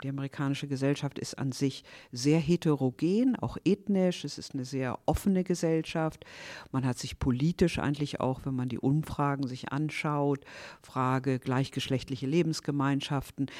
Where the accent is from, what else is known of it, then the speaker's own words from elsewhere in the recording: near Stade, Lower Saxony, Germany; moved away as an adult; also born or lived in Berlin / Hanover; ich bin in Niedersachsen geboren, in der Nähe von Stade und bin dann zum Studium nach Berlin gegangen